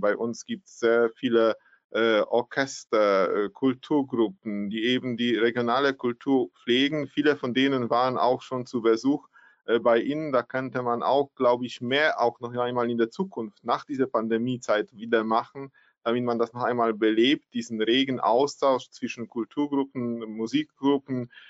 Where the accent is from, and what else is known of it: Poland